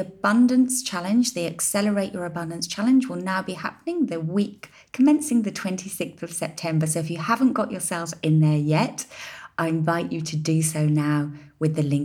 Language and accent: English; United Kingdom; now in Ibiza, Spain; as a British business and a British citizen, albeit an ex-resident